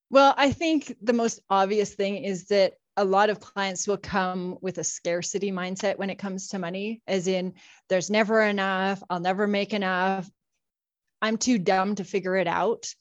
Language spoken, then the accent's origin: English; Saskatchewan, Canada; moved away as an adult; now in Calgary, Canada; I live in Calgary now with my husband, and I've got two teenagers, but I grew up in Saskatchewan